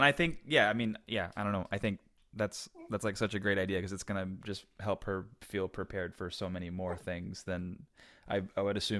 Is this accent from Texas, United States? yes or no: yes; Houston, Texas, United States; now in Los Angeles, United States; I'm from Houston.